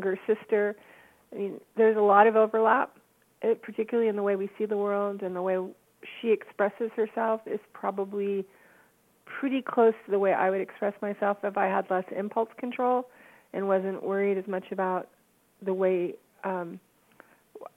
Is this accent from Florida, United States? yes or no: no; Baltimore, Maryland, United States; also born or lived in Atlanta, Georgia / Washington, D.C. area / Columbia, Maryland; I was born in Atlanta. My family moved to the Washington, D.C. area when I was two, but I grew up mainly in Baltimore. I went to high school in Columbia, but Baltimore is really my home